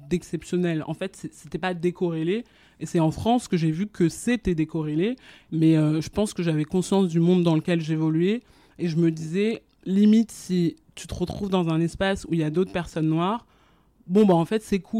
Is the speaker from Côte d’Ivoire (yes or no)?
yes; Abidjan, Côte d’Ivoire; born there; mais par exemple moi je suis née française mais je suis née euh, à Abidjan là où mes parents n'ont jamais habité ni séjourné